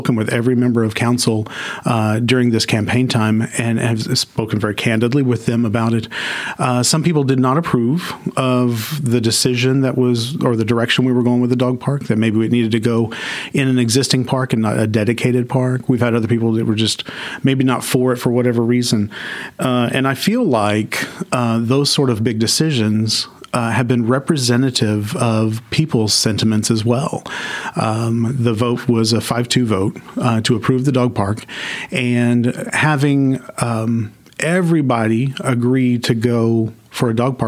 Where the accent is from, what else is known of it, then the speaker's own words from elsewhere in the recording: Arlington, Texas, United States; also born or lived in Mansfield, Texas; I grew up in Arlington